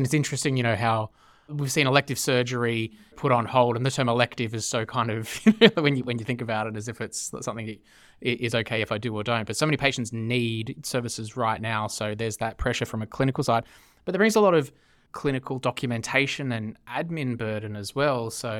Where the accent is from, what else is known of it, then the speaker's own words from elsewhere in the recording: Australia; accent: Australian; Siri still doesn't cope too well with my poor Australian accent